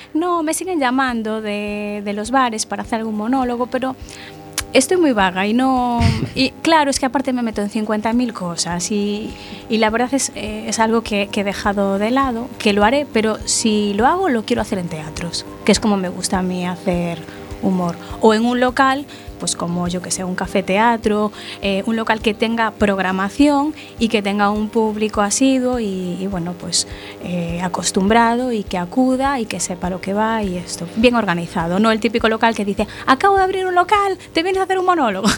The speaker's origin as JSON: {"language": "Spanish", "region": "Galicia", "country": "Spain", "said": "yo soy gallega"}